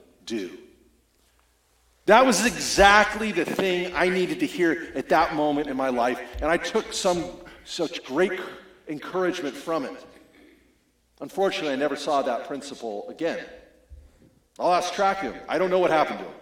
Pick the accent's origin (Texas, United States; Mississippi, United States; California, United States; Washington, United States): Washington, United States; Spokane; moved away; I'm from Spokane, Washington